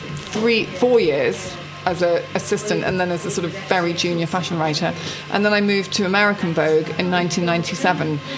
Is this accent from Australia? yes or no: no; England, United Kingdom; moved away as an adult; also born or lived in New York; we lived in a castle in England